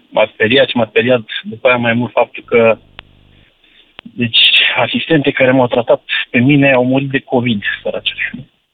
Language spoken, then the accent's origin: Romanian; Balș, Olt County, Romania; sunt cetățean orașului Balș